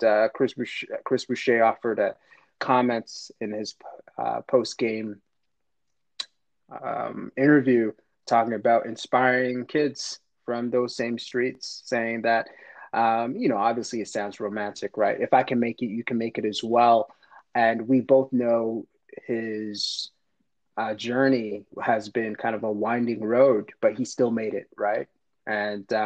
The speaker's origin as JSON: {"language": "English", "town": "Montreal", "region": "Quebec", "country": "Canada", "tie": "born or raised there", "said": "I grew up in LaSalle, so just a suburb just outside of downtown Montreal"}